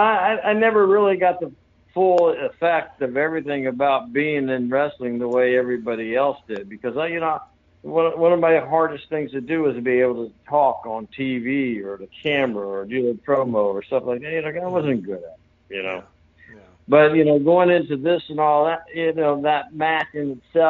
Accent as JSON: {"language": "English", "town": "St. Petersburg", "region": "Florida", "country": "United States", "tie": "born or raised there", "also_born_or_lived": "Hawaii / North Carolina", "said": "I grew up here in St. Petersburg, Florida, where I'm still at, and I'm one block over from where I grew up, where I was raised as a child"}